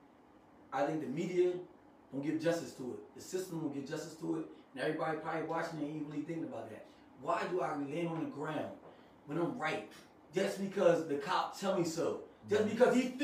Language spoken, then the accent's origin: English; Salem, United States; Growing up in Salem, white cops knew us too